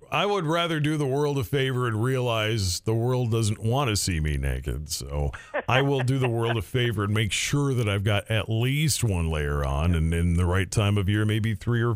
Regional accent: Minneapolis, Minnesota, United States; moved away as an adult; now in North Dakota, United States; I moved up here 22 and a half years ago, and I thought I grew up in Minneapolis.

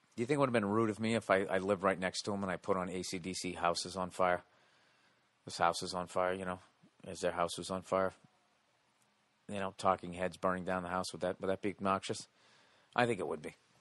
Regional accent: United States; as an American in my country

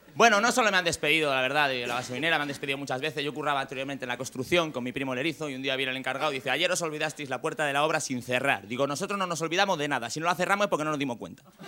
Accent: Valladolid, Castile and León, Spain; yo que soy de Valladolid. En Valladolid hace mucho frío

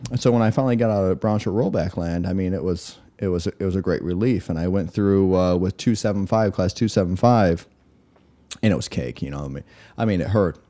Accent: West Michigan, United States; I grew up West Michigan

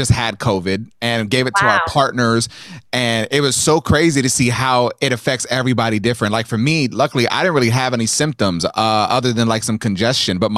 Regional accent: Texas, United States; moved away; I'm from Texas originally

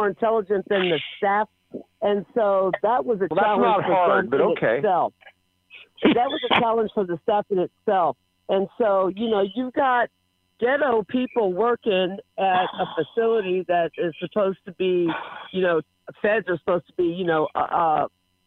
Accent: Chicago, Illinois, United States; also born or lived in Pearland, Texas; now in Trinity, Texas, United States; I'm from Chicago, Illinois

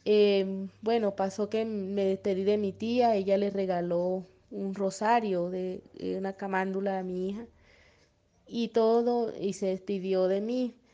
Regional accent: Colombia; Buenos días, eh, soy de Colombia y quisiera compartir que a mi hija le han pasado varias cositas desde que era bebé.

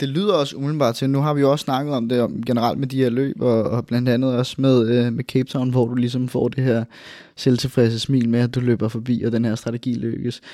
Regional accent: Albertslund, Capital Region of Denmark, Denmark; i Albertslund, hvor, hvor vi kommer fra

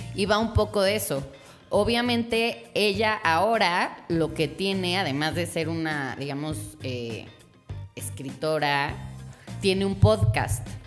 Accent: Mexico; uno como latino mexicano

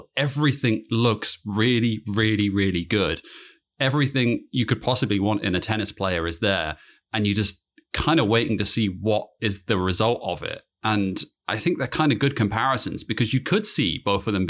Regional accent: United Kingdom; moved away

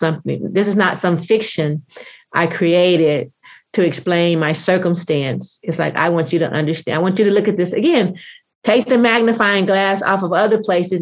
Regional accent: United States; if I'm an American, I just happen to be a Black American

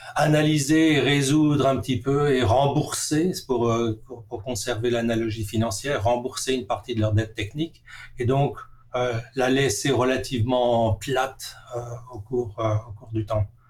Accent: Strasbourg, Grand Est, France; moved away as an adult; now in Vancouver, Canada; j'ai grandi à Strasbourg

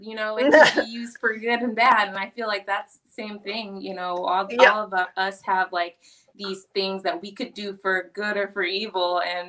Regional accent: South Dakota, United States; I'm from South Dakota, so a lot of people that I'm around are Native American.

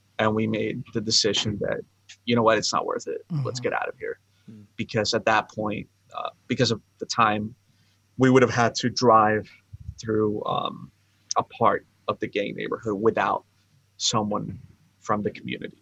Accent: West Palm Beach, Florida, United States; moved away as an adult; also born or lived in Ecuador / Tampa / Phoenix / Washington, D.C.; now in New York City, United States; I was born in Ecuador. Went to West Palm Beach when I was about 9 years old

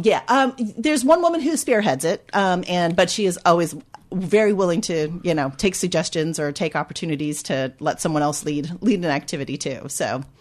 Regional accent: United States; moved away as an adult; now in United Kingdom; as an American coming over

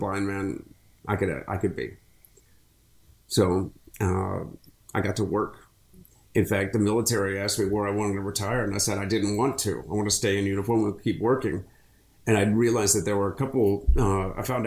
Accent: Akron, Ohio, United States; now in Florida, United States; I grew up in Akron

